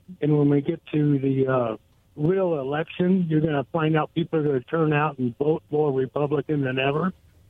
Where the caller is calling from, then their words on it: Goldendale, Washington, United States; Hey, guys … from Goldendale.